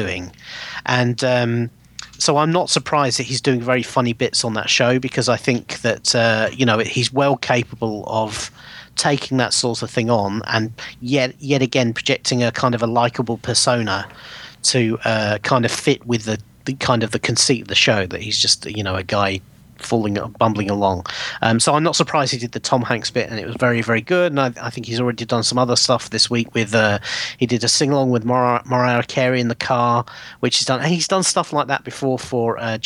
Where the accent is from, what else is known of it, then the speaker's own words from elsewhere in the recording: England, United Kingdom; I am English